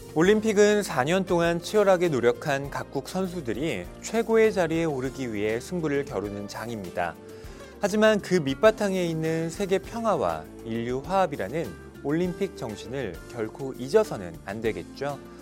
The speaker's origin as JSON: {"language": "Korean", "country": "South Korea", "said": "한국인으로서 우리는"}